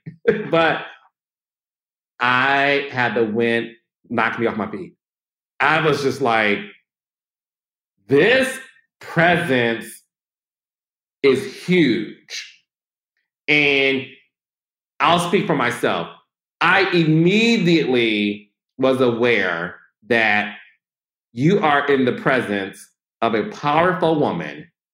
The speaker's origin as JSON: {"language": "English", "region": "Midwest", "country": "United States", "said": "I'm from the Midwest"}